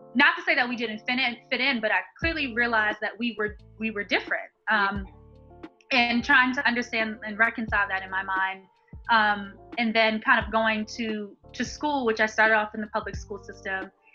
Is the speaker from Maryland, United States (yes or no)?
yes; Baltimore, Maryland, United States; I'm born and raised in Baltimore, Maryland